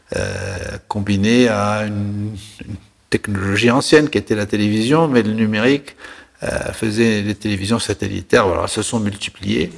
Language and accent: French; La Marsa, Tunis Governorate, Tunisia; moved away as an adult; also born or lived in Paris; je suis né en Tunisie en 1947, dans une petite ville qui s'appelle La Marsa, qui est la banlieue de Tunis.